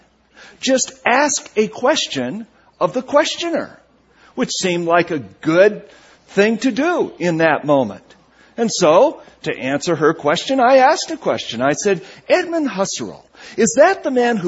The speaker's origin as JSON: {"language": "English", "region": "New England", "country": "United States", "tie": "born or raised there", "moved": "yes", "said": "growing up in New England in the shadow of Ivy League universities like Harvard University and Brown University"}